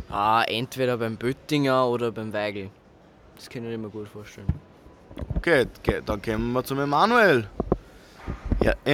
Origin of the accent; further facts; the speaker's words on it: Mühlbach, Upper Austria, Austria; So, wir kommen aus Watzkirchen, also wir gehen in den Watzkirchen Tree und genau kommen wir alle aus Mühlbach.